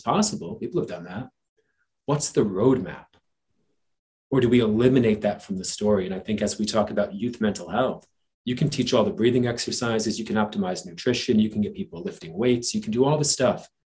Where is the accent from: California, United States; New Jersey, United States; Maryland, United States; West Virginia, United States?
New Jersey, United States; growing up in New Jersey uh, on the streets uh, out of school at eighth grade